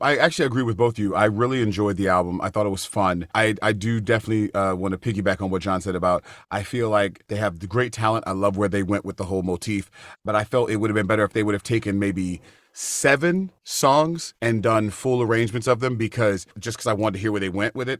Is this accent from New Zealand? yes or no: no; United States; We're from America